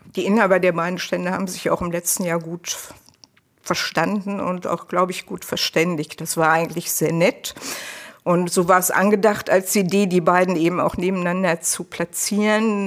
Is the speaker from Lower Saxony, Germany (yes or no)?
no; Leverkusen, North Rhine-Westphalia, Germany; ich komme ja aus Leverkusen.